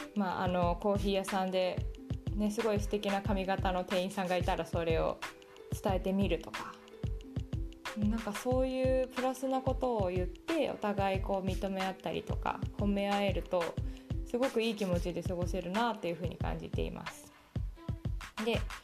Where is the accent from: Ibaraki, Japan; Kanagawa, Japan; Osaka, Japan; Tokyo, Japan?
Tokyo, Japan; moved away as an adult; also born or lived in Singapore; now in Silicon Valley, United States; 今までこう東京で育ってこうシンガポールでも働いて